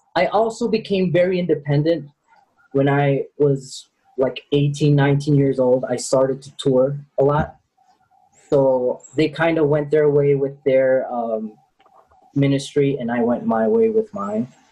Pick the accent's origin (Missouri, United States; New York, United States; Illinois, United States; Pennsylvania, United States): Illinois, United States; Chicago; now in Medellin, Colombia; I grew up in Chicago.